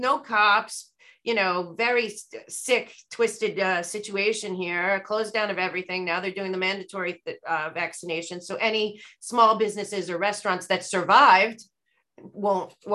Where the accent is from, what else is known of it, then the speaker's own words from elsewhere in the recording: United States; we're all American